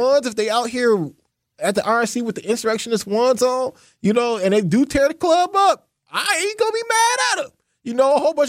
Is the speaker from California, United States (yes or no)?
no; Racine, Wisconsin, United States; I'm from Racine.